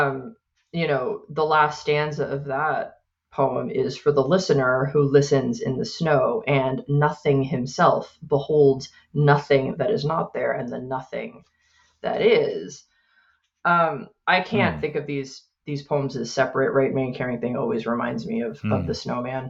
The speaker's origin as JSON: {"language": "English", "country": "United States", "moved": "as an adult", "lives_now": "Canada", "said": "I'm an American living in Canada"}